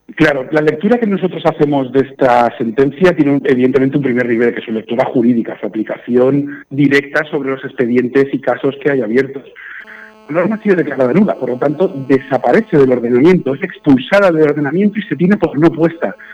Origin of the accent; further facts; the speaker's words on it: Guardamar del Segura, Valencian Community, Spain; yo soy de Guardamar del Segura